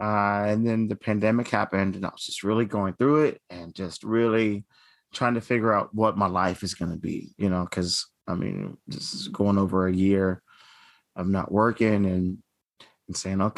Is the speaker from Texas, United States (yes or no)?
yes; Dallas, Texas, United States; I'm from Dallas, Texas.